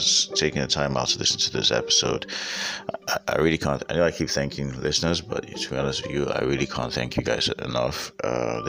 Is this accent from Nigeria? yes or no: yes; Nigeria; as a Nigerian living in Nigeria